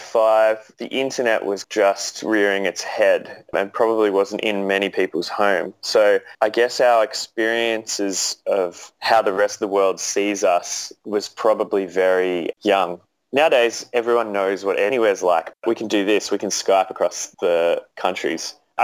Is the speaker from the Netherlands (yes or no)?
no; Australia